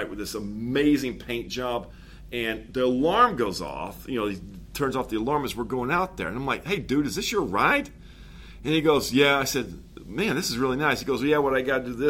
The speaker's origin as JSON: {"language": "English", "region": "the South", "country": "United States", "said": "I'm from the South"}